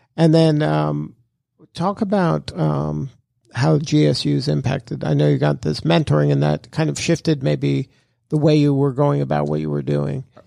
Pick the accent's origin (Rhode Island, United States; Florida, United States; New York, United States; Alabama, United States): Florida, United States; Miami; I'm from Miami